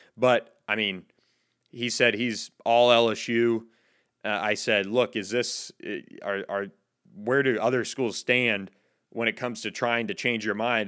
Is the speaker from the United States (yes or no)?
yes; Florida, United States; moved away; my home state of Florida